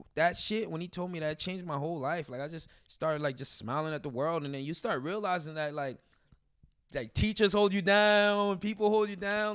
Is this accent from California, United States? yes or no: no; Elmont, New York, United States; also born or lived in Brooklyn, New York; I grew up in Long Island, Elmont